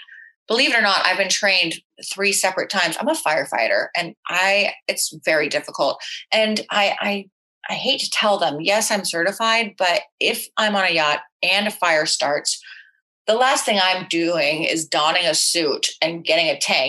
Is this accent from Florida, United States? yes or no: yes; Florida, United States; growing up in Florida, being a bartender at Dijon's where there are retirees